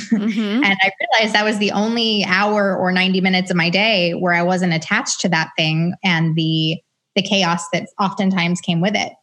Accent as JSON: {"language": "English", "town": "Atlanta", "region": "Georgia", "country": "United States", "moved": "as an adult", "lives_now": "Los Angeles, United States", "said": "I'm originally from Atlanta"}